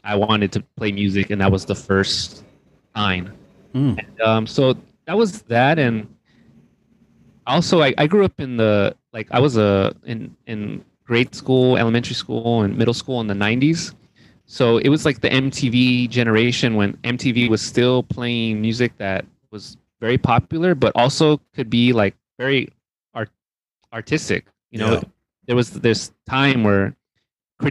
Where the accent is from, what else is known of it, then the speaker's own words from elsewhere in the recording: Rialto, California, United States; I grew up in Rialto, California, which is about 60 miles east of Los Angeles